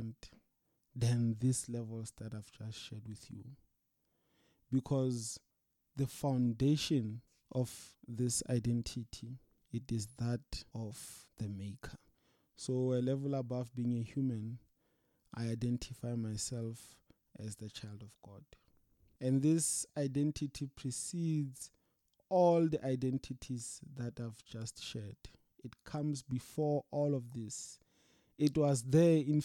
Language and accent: English; South Africa; now I'm a South African